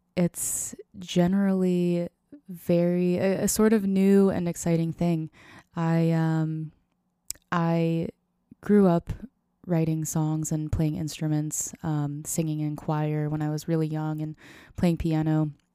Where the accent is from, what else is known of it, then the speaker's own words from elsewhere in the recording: Tampa, Florida, United States; moved away as an adult; also born or lived in Nashville, Tennessee; now in Seattle, United States; I originally grew up outside of Tampa, Florida